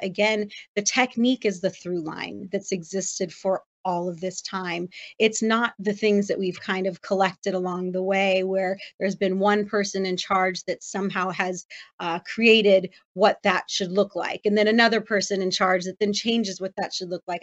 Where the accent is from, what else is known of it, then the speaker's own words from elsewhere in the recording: Los Angeles, California, United States; that's my hometown